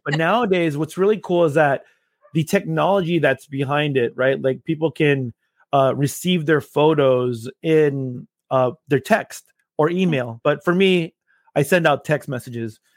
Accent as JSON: {"language": "English", "town": "Los Angeles", "region": "California", "country": "United States", "moved": "as an adult", "lives_now": "Austin, United States", "said": "I am originally from Los Angeles, California"}